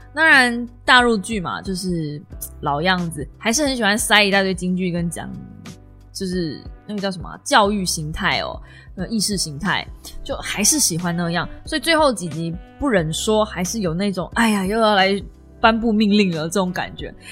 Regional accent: Kaohsiung, Taiwan; 同样身为高雄人

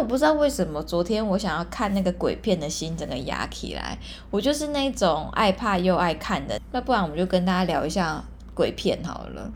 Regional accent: Hualien, Hualien County, Taiwan; 因为我是花莲人嘛，然后我有在那个花莲社团里面

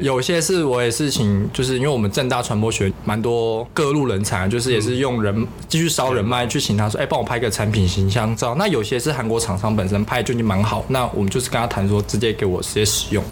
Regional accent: Taiwan; moved away as an adult; also born or lived in South Korea; 就是那里就只有我一个是台湾人而已啊

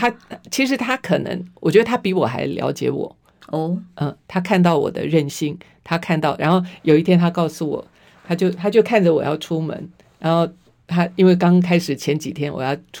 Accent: Taiwan; 我生在台湾，长在台湾，心在台湾。

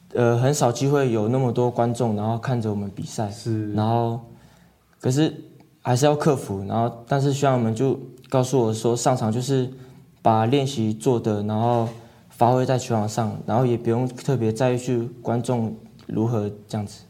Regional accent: Hualien County, Taiwan; 小时候是在外婆家长大的这样子，是。然后也会跟着部落里的人们一起打球啊，不管是篮球、棒球都打这样子

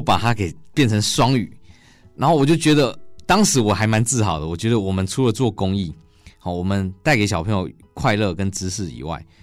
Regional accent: Changhua County, Taiwan; 走进彰化，我们家乡比较缺乏资源的小学

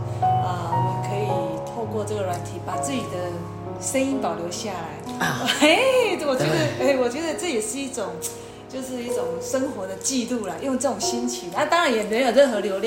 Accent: Taiwan; 我们台湾人真的不到他们的十分之一。

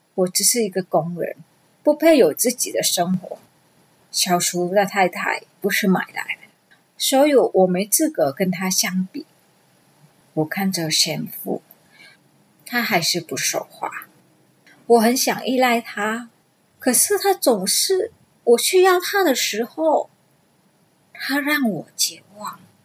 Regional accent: Vietnam; Chinese is a second language; moved away as an adult; now in Taiwan; 二十一岁那一年，我从越南嫁来台湾

